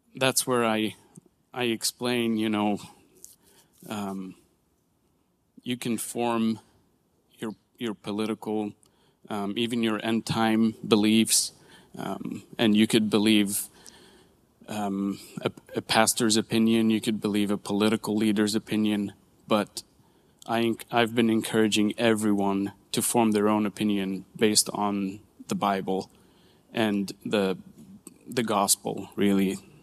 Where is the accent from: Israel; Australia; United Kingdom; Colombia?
Israel; Nazareth, Northern District; moved away as an adult; now in United States; I grew up in Nazareth